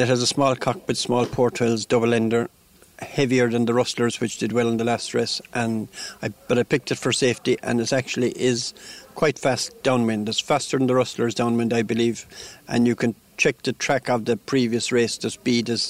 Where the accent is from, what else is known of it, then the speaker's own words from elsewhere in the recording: Limerick, Munster, Ireland; I was born in Limerick